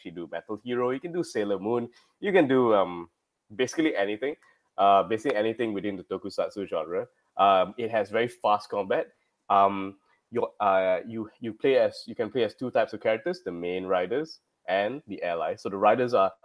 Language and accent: English; Malaysia; I'm from Malaysia.